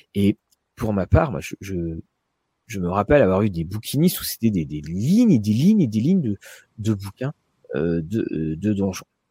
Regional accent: France; nous, en tant que Français

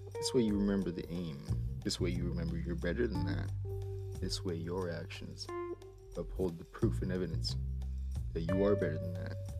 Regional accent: Hawaii, United States; now in California, United States; I was raised in Hawaii

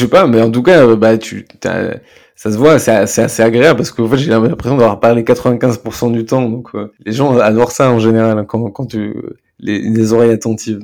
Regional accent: France; on est français

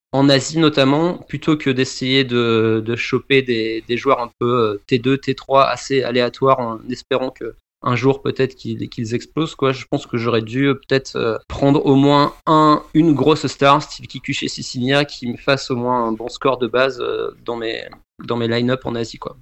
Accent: Bordeaux region, Nouvelle-Aquitaine, France; moved away as an adult; also born or lived in Paris region, France; now in Canada; Je viens de la région bordelaise et après j'ai fait mes études et j'ai commencé à travailler. J'ai vécu une quinzaine d'années après en région parisienne

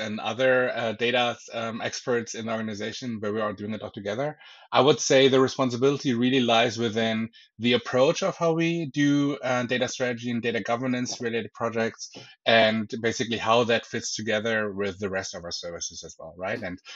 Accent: Berlin, Germany; now in Bavaria, Germany; I'm originally from Berlin

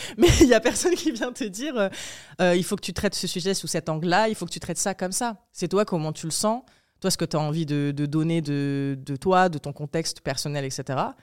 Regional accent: Apt, Provence-Alpes-Côte d'Azur, France; also born or lived in Morocco; des deux quartiers populaires, donc Saint-Michel et Saint-Joseph, dont je venais, d'Apt

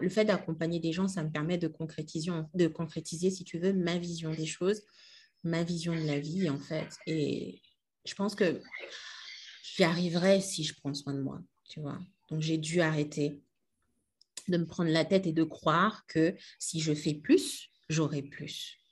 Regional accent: Kinshasa, DR Congo; moved away as an adult; also born or lived in France; je suis née et j'ai grandi à Kinshasa.

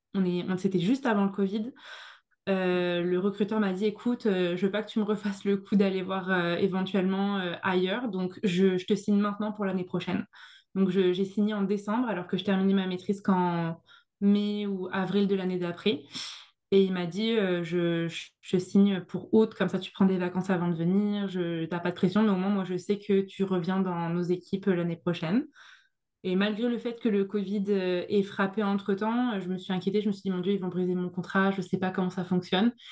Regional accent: France; moved away as an adult; now in Montreal, Canada; J'étais, j'étais la petite française, je débarquais, j'avais pas le même accent

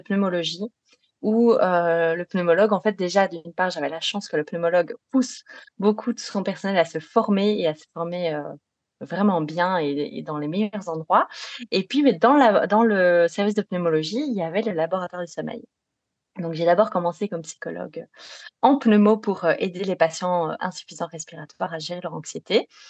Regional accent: Belgium; accent: Belgian; je suis belge, ce qui explique euh, un petit accent éventuellement

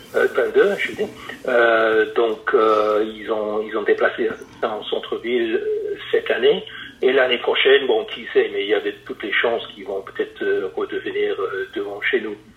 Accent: Reading, South East England, United Kingdom; accent: British; French is a second language; moved away as an adult; also born or lived in Paris / Nièvre; now in Nevers, France; je suis de Reading en Angleterre à la base

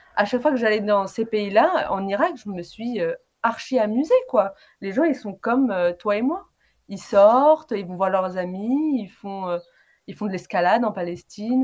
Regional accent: Paris region, Île-de-France, France; je suis d'origine tunisienne et euh, j'ai grandi en région parisienne

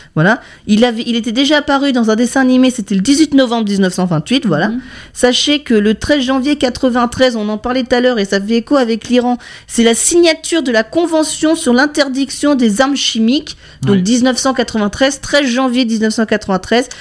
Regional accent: Lannion, Brittany, France; chez nous à Lannion

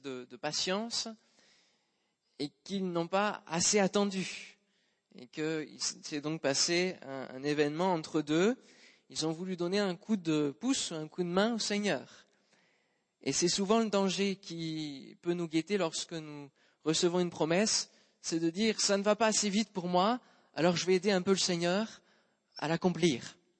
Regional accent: Normandy, France; en tant que bon normand que je suis

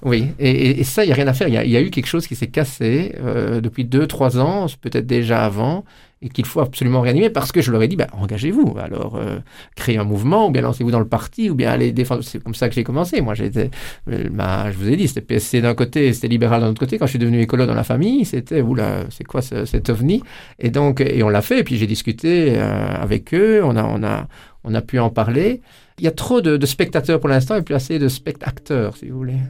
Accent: Amay, Wallonia, Belgium; Chez nous, à Amé

